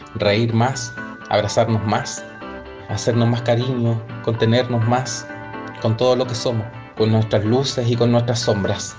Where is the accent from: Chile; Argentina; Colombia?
Chile; Soy chilena